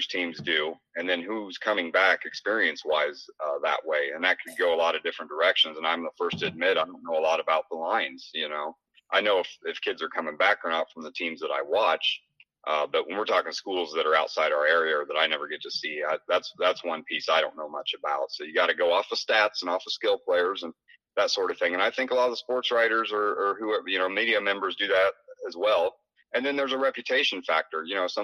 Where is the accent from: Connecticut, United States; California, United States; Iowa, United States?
Iowa, United States; Southeast; we're from Southeast Iowa